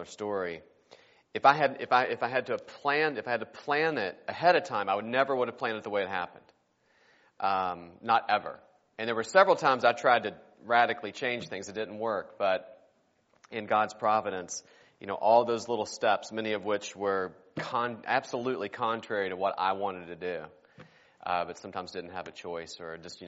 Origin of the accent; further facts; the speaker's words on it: West Virginia, United States; I am originally from West Virginia. My wife is too. We grew up there together in the same church